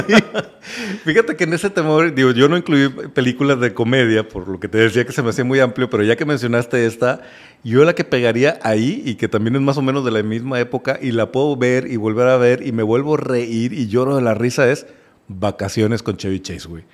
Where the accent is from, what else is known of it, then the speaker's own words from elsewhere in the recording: Mexico; nuestra historia como mexicanos